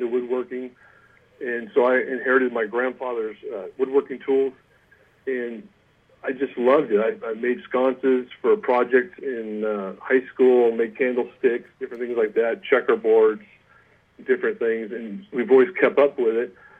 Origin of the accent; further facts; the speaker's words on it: East Bay, Bay Area, California, United States; moved away as an adult; now in Auburn, United States; I grew up in the Bay Area in California, over in the East Bay